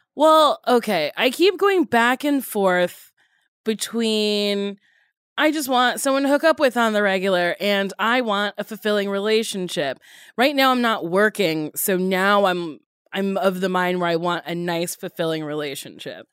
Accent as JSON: {"language": "English", "region": "New Jersey", "country": "United States", "tie": "born or raised there", "said": "I grew up in Jersey around a ton of Jewish people"}